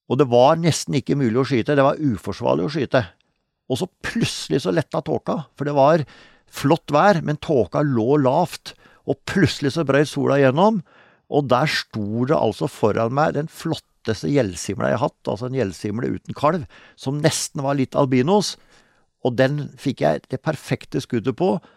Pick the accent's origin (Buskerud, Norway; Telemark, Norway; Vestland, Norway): Telemark, Norway; Eh, i, eh, i sørøstlig delen av Hardangervidda, altså nord for Møsvann. Så det var egentlig der jeg vokste opp.